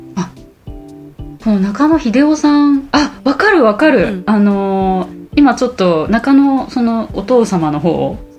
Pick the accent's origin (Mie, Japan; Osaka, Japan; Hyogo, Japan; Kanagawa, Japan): Osaka, Japan; also born or lived in Taiwan; 大阪に帰ってきた